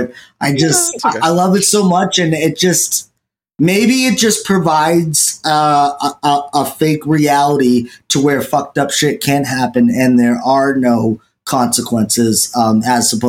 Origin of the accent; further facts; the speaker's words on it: New England, United States; I'm from New England